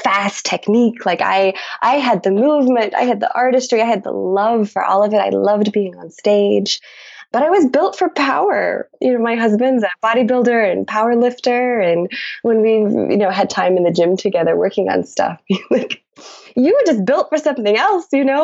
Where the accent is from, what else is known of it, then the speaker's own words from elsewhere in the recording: Billings, Montana, United States; my hometown in Billings, Montana, where I grew up